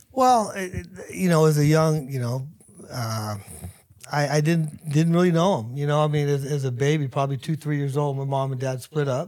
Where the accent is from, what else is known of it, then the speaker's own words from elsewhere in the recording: Hayward, California, United States; I grew up in Hayward